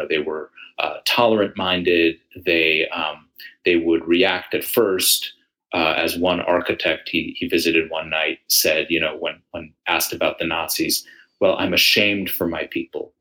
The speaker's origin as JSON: {"language": "English", "town": "Buffalo", "region": "New York", "country": "United States", "tie": "born or raised there", "also_born_or_lived": "Israel", "said": "I was born in Israel, but my family moved to Buffalo, New York, when I was 3 years old in the 1970s."}